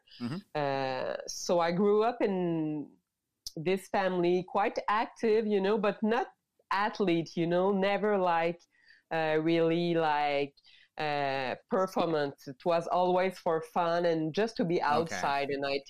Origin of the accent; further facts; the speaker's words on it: Mont-Laurier, Quebec, Canada; English is a second language; now in Montreal, Canada; I grew up in Mont-Laurier in maybe 2 hours 30 north of Montreal.